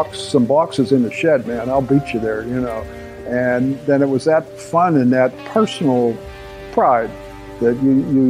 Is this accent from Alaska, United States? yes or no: no; Tarentum, Pennsylvania, United States; I'm from Tarentum, Pennsylvania, and I'm a Dennis Kirk garage builder